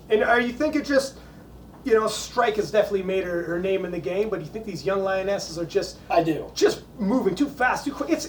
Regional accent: Canada; I mean, I'm obviously I'm Canadian.

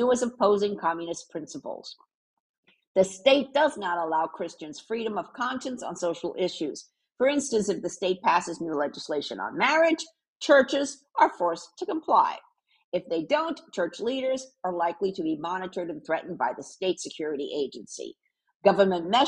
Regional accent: Puerto Rico; moved away; also born or lived in New York / Miami; I'm from Puerto Rico, which is the one island over from Cuba.

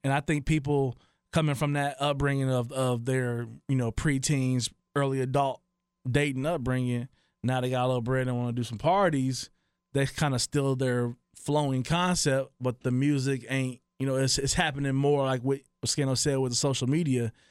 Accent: Dayton, Ohio, United States; I'm from Dayton, Ohio

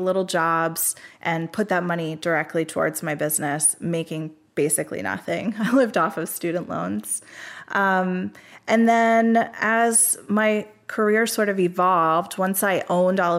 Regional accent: Coatesville, Pennsylvania, United States; my hometown, Coatesville, Pennsylvania

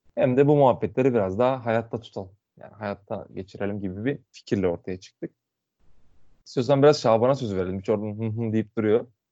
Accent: Muğla, Turkey

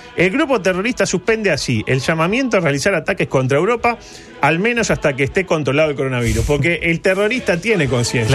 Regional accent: Uruguay

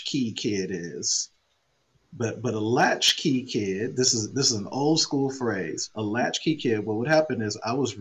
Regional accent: Oakland, California, United States; I grew up in Oakland Hills, which is a very nice area

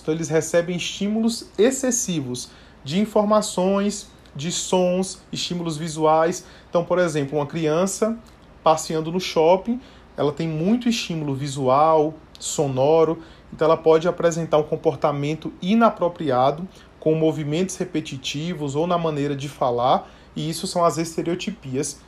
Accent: Bahia, Brazil; now in São Paulo, Brazil; sou natural da Bahia, mas moro em São Paulo já há vários anos também

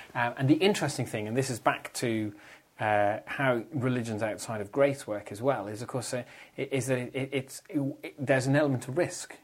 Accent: Ireland; speaking as an Irishman

